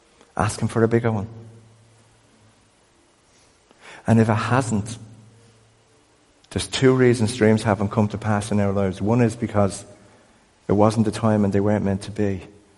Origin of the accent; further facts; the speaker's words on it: Crumlin, County Dublin, Ireland; I grew up in a world that said that we were useless because we were poor and from Crumlin.